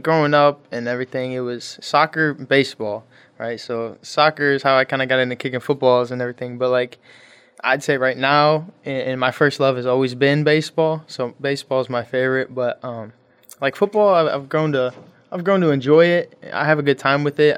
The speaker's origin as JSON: {"language": "English", "town": "Toledo", "region": "Ohio", "country": "United States", "said": "I'm from Toledo, Ohio."}